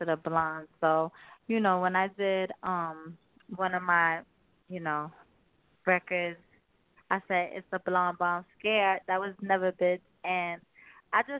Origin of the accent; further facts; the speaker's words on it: New Jersey, United States; I'm from up north